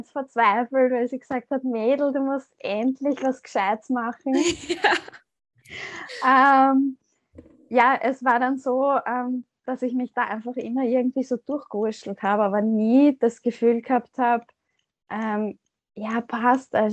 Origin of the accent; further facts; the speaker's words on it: Austria; ich komme aus Österreich.